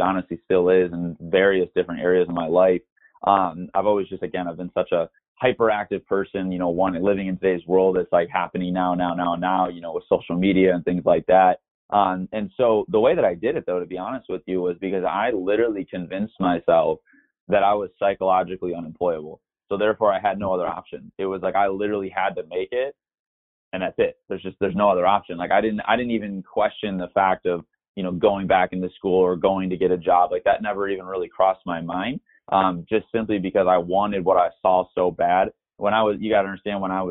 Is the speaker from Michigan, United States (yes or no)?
yes; Michigan, United States; moved away as an adult; now in Scottsdale, United States; I'm originally from the Midwest, grew up in Michigan